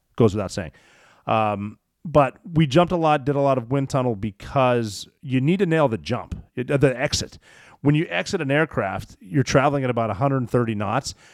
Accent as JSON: {"language": "English", "region": "Montana", "country": "United States", "said": "I'm from Montana."}